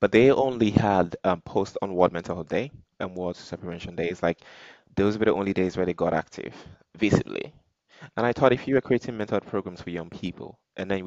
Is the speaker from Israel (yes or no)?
no; Nigeria; being Nigerian